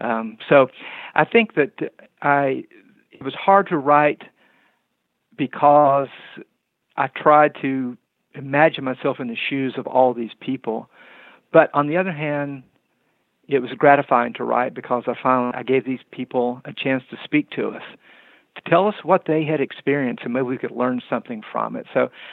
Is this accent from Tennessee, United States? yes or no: yes; Kingsport, Tennessee, United States; I grew up in Upper East Tennessee, in Kingsport, Tennessee, and went to Andrew Johnson Elementary School.